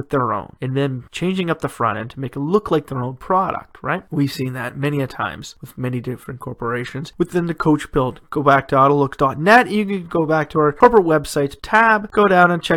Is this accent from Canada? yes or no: yes; Canada; my home country of Canada